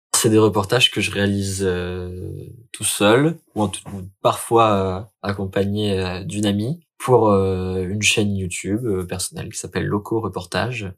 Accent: Lille, Hauts-de-France, France; je suis lillois

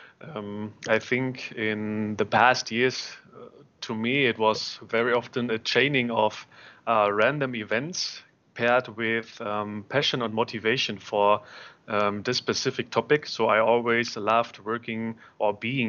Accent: Berlin, Germany; I am born and raised in Berlin

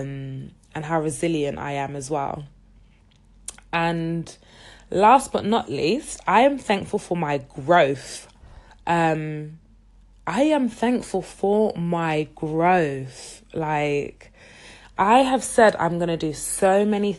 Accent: London, United Kingdom; I was born and raised in the UK, in London, but my heritage is Nigerian

